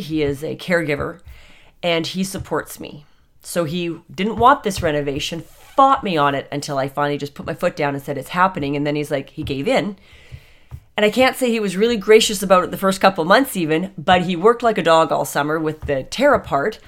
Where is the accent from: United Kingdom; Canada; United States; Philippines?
Canada